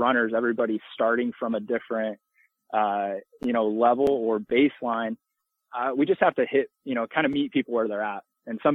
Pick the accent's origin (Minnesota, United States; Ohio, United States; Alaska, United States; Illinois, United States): Illinois, United States; moved away as an adult; now in Birmingham, United States; I'm from Illinois